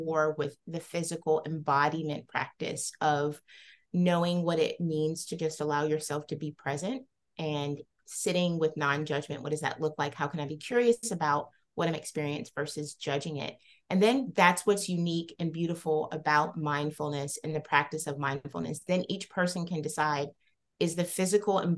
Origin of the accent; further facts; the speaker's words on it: the South, United States; I grew up in the South as a young Black woman